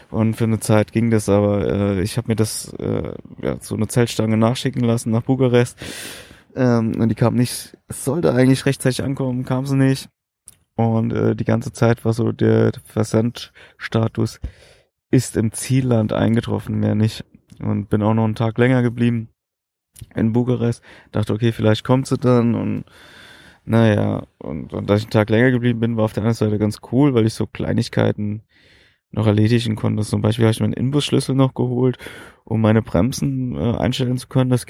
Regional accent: Berlin, Germany; dass ich aus Berlin komme

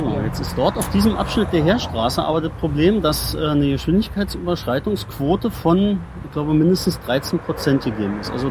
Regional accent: Potsdam, Brandenburg, Germany; born there; ich bin ja. gebürtiger Potsdamer.

